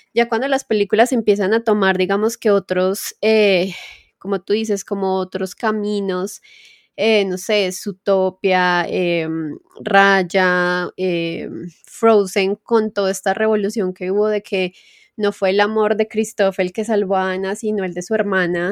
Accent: Colombia; la mayoría también de colombianos nos halagamos

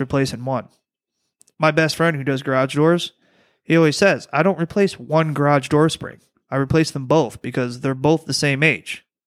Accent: Detroit, Michigan, United States; moved away; also born or lived in Louisiana; I'm from the Motor City

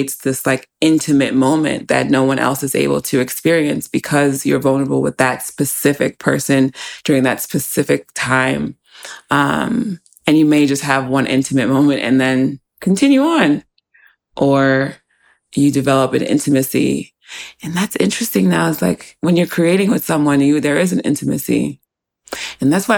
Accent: United States; also born or lived in New York; growing up in the States

